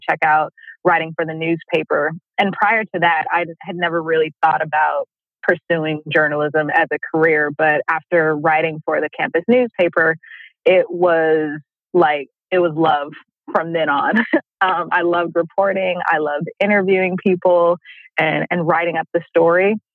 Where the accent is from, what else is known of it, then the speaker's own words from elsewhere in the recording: Oakland, California, United States; I'm originally from Oakland, California